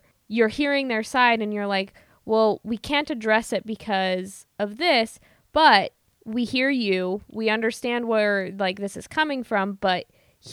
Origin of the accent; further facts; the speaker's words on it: Midwest, United States; I'm from the Midwest